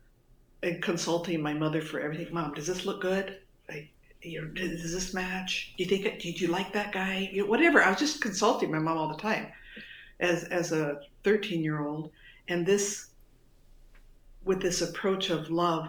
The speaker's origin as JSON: {"language": "English", "area": "suburb of Los Angeles", "region": "California", "country": "United States", "tie": "born or raised there", "also_born_or_lived": "Detroit, Michigan"}